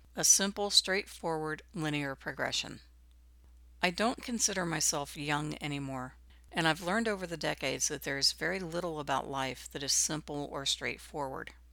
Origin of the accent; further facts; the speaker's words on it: Midwest, United States; I grew up in the Midwest during the nineteen sixties.